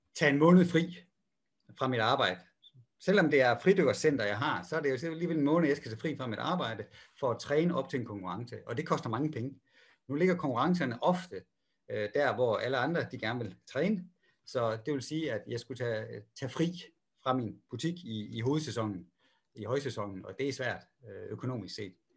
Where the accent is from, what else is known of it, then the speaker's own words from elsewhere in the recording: Denmark; moved away; jeg er jo dansker